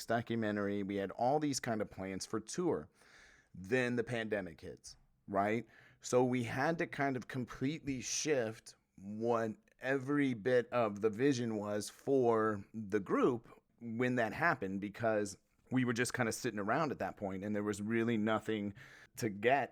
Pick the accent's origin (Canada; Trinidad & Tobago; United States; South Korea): United States; Midwest; I'm from the Midwest